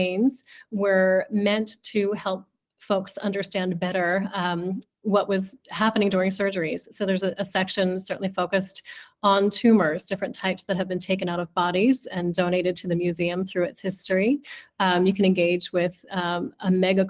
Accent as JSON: {"language": "English", "town": "Philadelphia", "region": "Pennsylvania", "country": "United States", "tie": "born or raised there", "said": "I grew up in Philadelphia as well"}